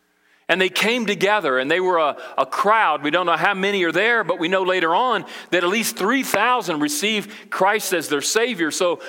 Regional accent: Brazil; now in United States; But I can remember when I grew up in Brazil, my parents, you know, they were missionaries, and we went over to South America, Brazil, with the International Mission Board when I was 8 years old

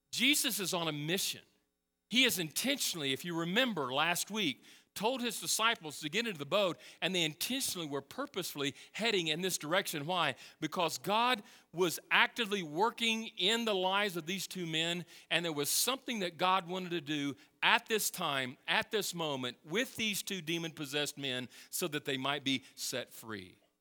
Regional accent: Texas, United States; moved away; I'm from Texas

